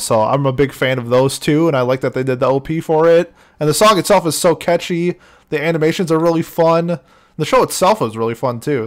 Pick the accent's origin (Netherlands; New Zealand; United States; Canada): United States; Minnesota; growing up in Minnesota, we've had I've had exposure to like Native American music